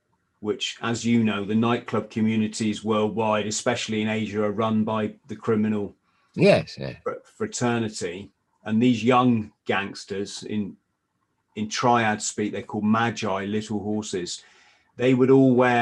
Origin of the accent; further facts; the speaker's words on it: South West England, United Kingdom; also born or lived in near Plymouth; as a English or British serviceman